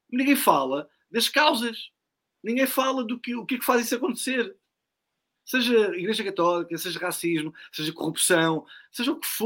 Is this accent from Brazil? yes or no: no; Portugal; o que é que nós, enquanto portugueses, assistimos?